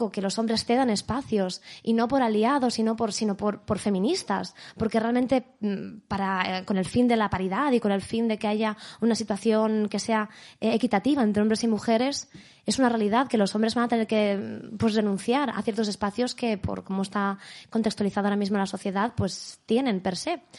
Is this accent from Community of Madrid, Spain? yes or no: yes; Madrid, Community of Madrid, Spain; now in Madrid, Spain; Yo soy de Madrid. ¿De dónde? De, bueno, eh, me crecí en Vallecas hasta los 15 años más o menos y luego desde entonces vivo por el centro.